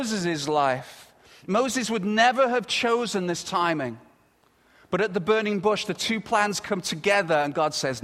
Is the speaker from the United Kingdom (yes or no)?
yes; United Kingdom; moved away as an adult; now in Canada; I'm very proud to be British. And I come from Britain